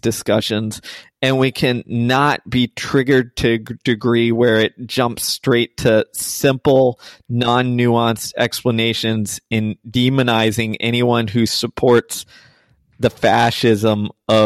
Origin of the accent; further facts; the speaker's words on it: Texas, United States; I grew up in Texas